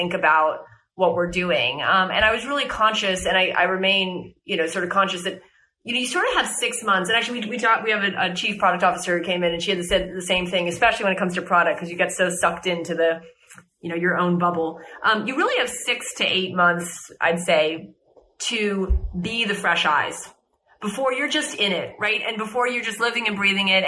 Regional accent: United States; moved away; as an American

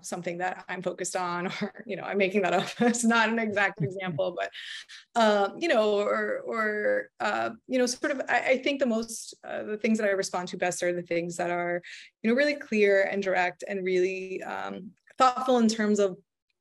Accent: Miami, Florida, United States; moved away as an adult; now in New York, United States; I'm a Miami native, you know, born and raised in Miami, but I've been in New York quite a long time at this point

